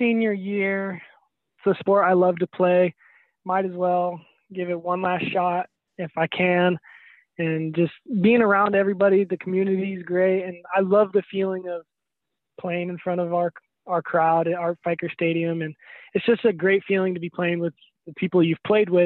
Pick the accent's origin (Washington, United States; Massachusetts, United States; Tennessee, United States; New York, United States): Washington, United States; Prosser; growing up in Prosser